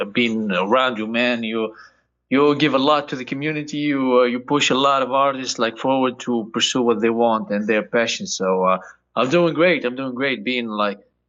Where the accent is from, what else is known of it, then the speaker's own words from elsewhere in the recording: Tunisia; moved away; I came all the way from Tunisia. It's a small country in North Africa.